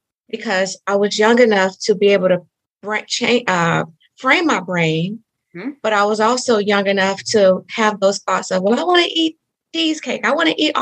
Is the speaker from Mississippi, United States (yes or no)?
yes; Mississippi, United States; I grew up in Mississippi. So I am, I like to say, a Southern girl